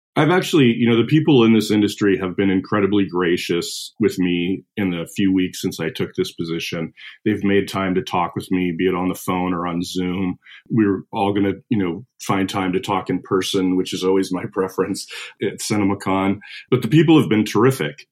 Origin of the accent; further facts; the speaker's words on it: Missoula, Montana, United States; I grew up in Western Montana in uh, Missoula